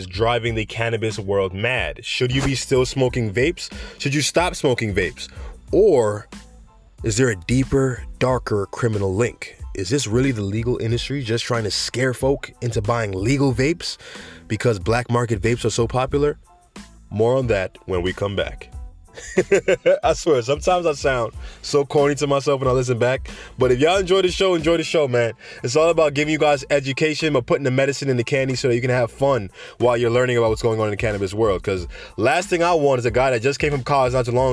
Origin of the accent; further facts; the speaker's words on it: New York City, New York, United States; now in Florida, United States; I'm from the Bronx